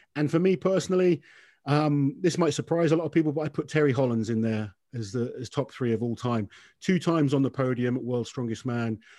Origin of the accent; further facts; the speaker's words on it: United Kingdom; as a British athlete